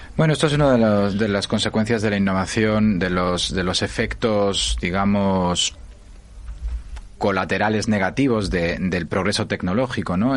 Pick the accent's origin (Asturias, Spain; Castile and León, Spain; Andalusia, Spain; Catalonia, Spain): Asturias, Spain; a mining valley in; yo nací en un pueblo, en un valle minero asturiano